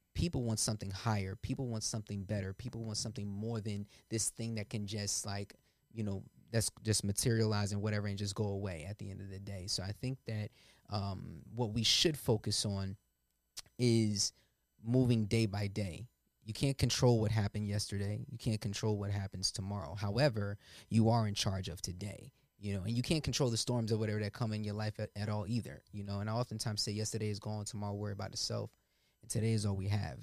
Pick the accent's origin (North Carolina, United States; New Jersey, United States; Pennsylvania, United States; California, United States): New Jersey, United States; Willingboro; I grew up in Willingboro